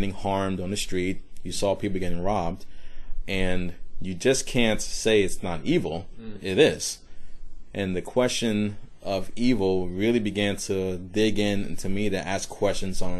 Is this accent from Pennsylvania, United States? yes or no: no; Decatur, Georgia, United States; also born or lived in Brooklyn, New York; now in Charleston, United States; I was born in Brooklyn, New York, so in the middle of New York City. So this was mid-80s. And my family moved to a suburb of Atlanta, Georgia